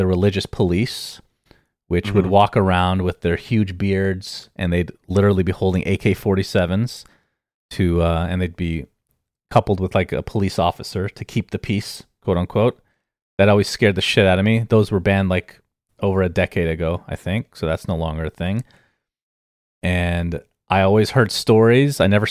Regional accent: Arizona, United States; It was very hot, but I come from Arizona, so it was actually exactly the same weather.

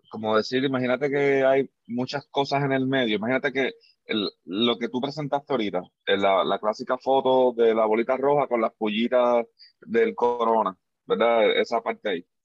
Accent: Puerto Rico; moved away; eso salió nuevo, o por lo menos fue nuevo para mí cuando yo me mudé de Puerto Rico para acá, que no sé, vamos a decir, yo llevo 8, 9, 8 años aquí casi

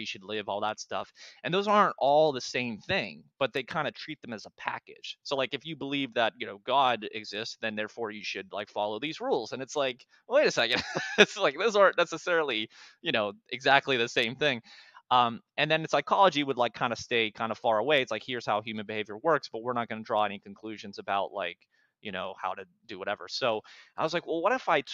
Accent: Pittsburgh, Pennsylvania, United States; I'm from Pittsburgh originally

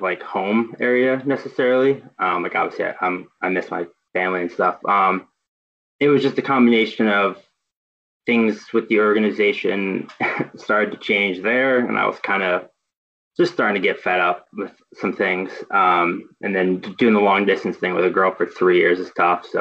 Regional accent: Connecticut, United States; moved away as an adult; also born or lived in Pennsylvania; now in Lehigh Valley, United States; grew up in Connecticut, went to Penn State

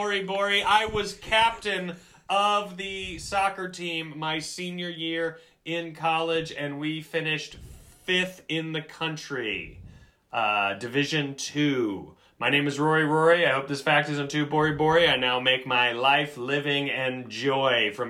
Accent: South Carolina, United States; I am from South Carolina, and I am one of seven children.

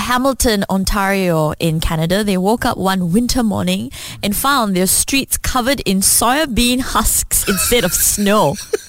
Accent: Selangor, Malaysia; I'm from Selangor.

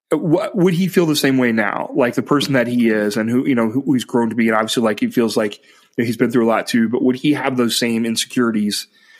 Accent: Ohio, United States; moved away; And I'm from Ohio.

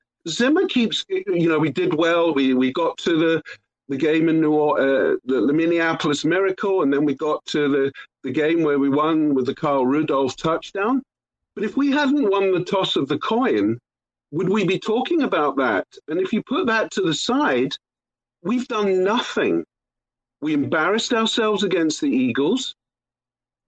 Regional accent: Scotland, United Kingdom; now in Boston, United States; I'm not from America. I'm from Scotland originally.

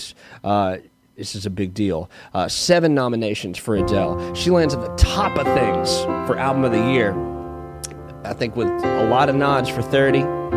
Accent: Florence, Alabama, United States; I was born and raised in Florence, Alabama

